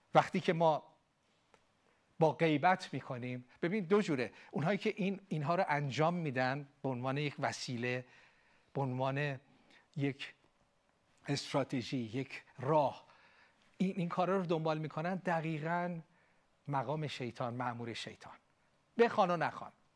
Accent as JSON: {"language": "Persian", "country": "Iran", "said": "ما ایرانی ها"}